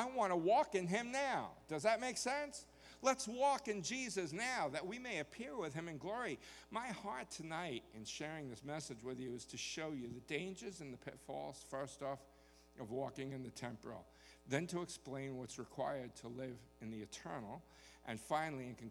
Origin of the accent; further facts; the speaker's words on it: New York, United States; now in Texas, United States; I certainly was born in the wrong place when I was born in New York. I belonged here in Texas